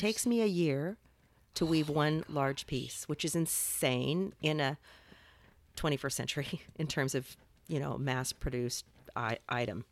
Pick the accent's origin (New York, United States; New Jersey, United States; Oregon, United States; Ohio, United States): Oregon, United States; Salem; moved away as an adult; also born or lived in Los Angeles; I grew up in Salem